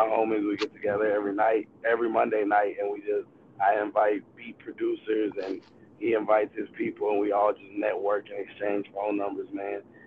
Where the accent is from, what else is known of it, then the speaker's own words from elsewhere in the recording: California, United States; moved away; I'm originally from California.